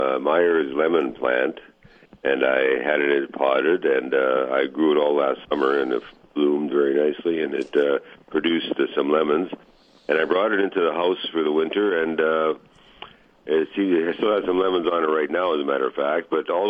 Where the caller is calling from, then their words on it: Lockport, Manitoba, Canada; Calling the Lockport area.